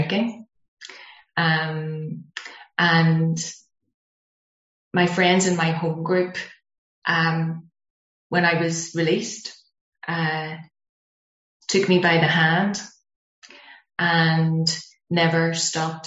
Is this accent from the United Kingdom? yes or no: yes; Belfast, Northern Ireland, United Kingdom; being Irish